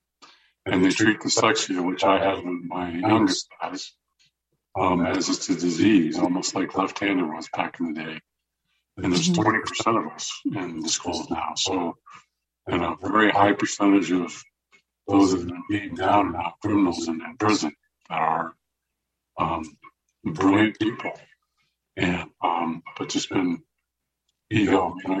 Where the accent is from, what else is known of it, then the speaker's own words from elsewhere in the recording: Cupertino, California, United States; I went to Monta Vista.